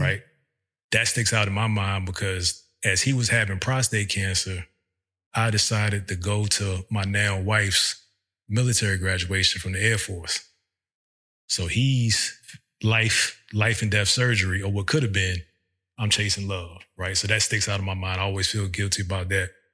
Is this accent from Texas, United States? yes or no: no; Virginia, United States; moved away as an adult; We're from Virginia